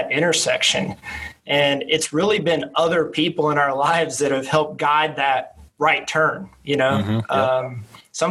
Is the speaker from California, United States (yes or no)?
no; Acworth, Georgia, United States; I was born and raised in the Acworth community